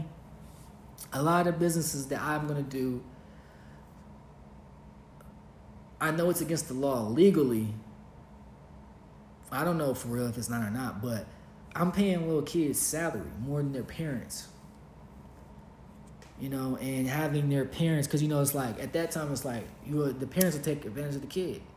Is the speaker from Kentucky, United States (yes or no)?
yes; Kentucky, United States; moved away as an adult; also born or lived in Los Angeles, California / Costa Rica; we're from Kentucky. Like, we're homebred in the camp